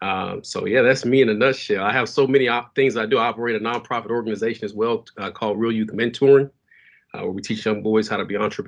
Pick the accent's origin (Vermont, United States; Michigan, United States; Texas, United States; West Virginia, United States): Texas, United States; Dallas; I'm born and raised in Dallas, Texas, man. Pleasant Grove, to be exact. You know, I got to put that out there, you know, saying, yeah. So I'm from the Grove.